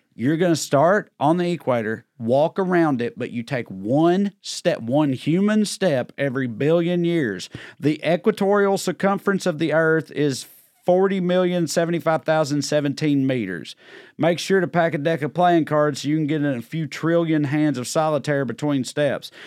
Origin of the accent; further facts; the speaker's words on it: Celina, Tennessee, United States; I grew up in Salina, Tennessee